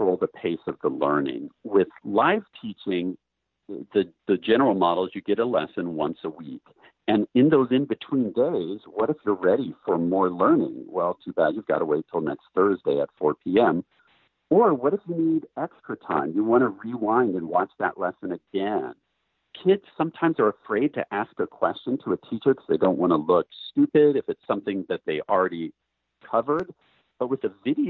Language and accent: English; Portland, United States; Portland, which is my hometown